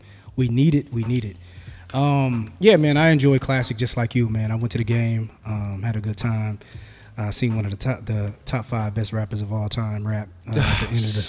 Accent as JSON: {"language": "English", "town": "Marion", "region": "Indiana", "country": "United States", "said": "I'm from Marion"}